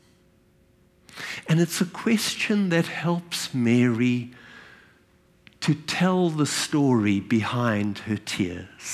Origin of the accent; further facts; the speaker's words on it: South Africa; I was born in South Africa. And from my very early childhood, as a white South African